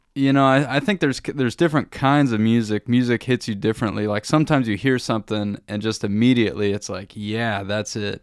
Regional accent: Warsaw, Indiana, United States; moved away as an adult; also born or lived in Bloomington, Indiana; now in Germany; growing up in Warsaw, there just was not a lot of music

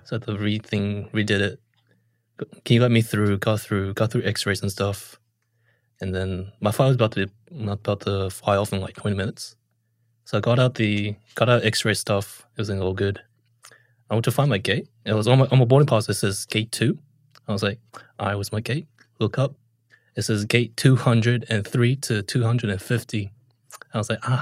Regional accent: New Zealand; I'm from New Zealand

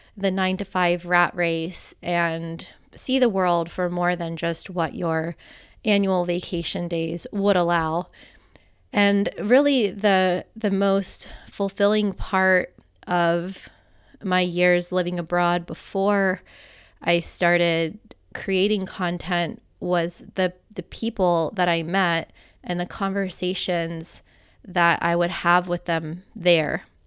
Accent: United States; moved away as an adult; also born or lived in Costa Rica; growing up in the United States

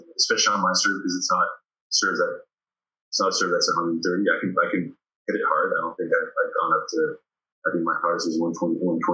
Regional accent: Sherbrooke, Quebec, Canada; moved away; also born or lived in Paris, France; when I came back to the Sherbrooke around when I was 11

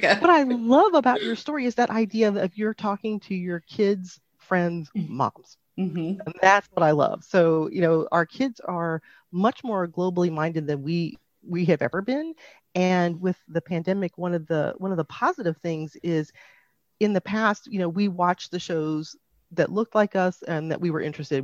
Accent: Phoenix, Arizona, United States; I'm from Phoenix, Arizona

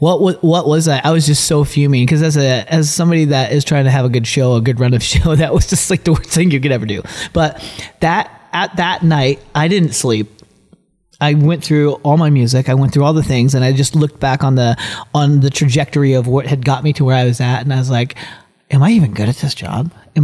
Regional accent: Philippines; born there; And for me, I'm adopted from the Philippines.

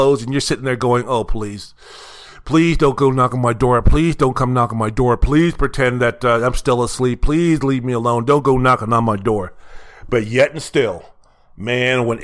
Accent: Washington, District of Columbia, United States; my mom would drag my ass to church down to Holy Comforter in Northwest D.C.

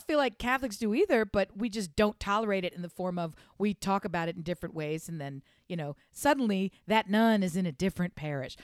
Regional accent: United States; I'm an American

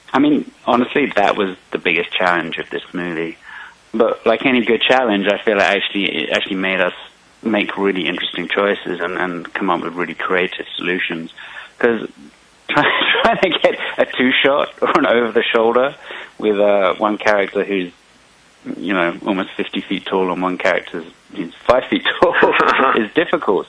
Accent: England, United Kingdom; I'm from I'm from England, so I, I even put some Easter eggs for my um, childhood British wrestling ah. icons in there

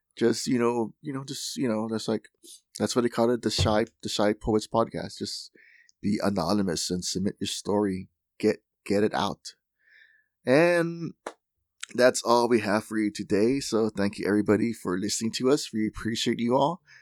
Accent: Laredo, Texas, United States; in Laredo, Texas, um, my hometown

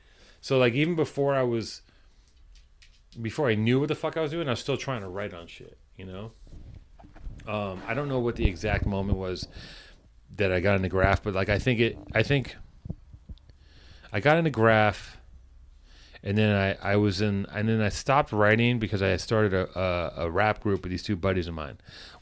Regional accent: Los Angeles, California, United States; I grew up in Venice.

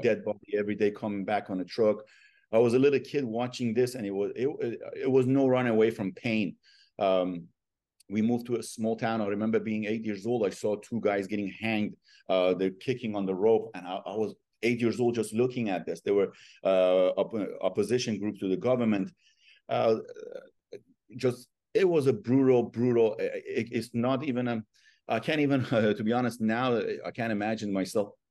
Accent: Iran; English is a second language; moved away as an adult; also born or lived in Chicago, United States; now in United States; I was born in 1980 in Iran

